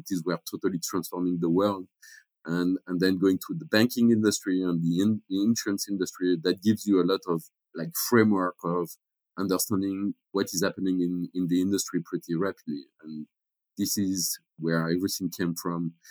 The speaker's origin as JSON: {"language": "English", "country": "France", "tie": "born or raised there", "also_born_or_lived": "Mexico", "moved": "as an adult", "said": "I was born in France"}